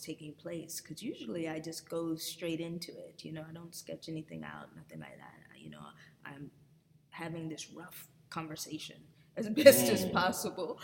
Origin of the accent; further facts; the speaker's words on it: Los Angeles, California, United States; now in Atlanta, United States; I grew up in Los Angeles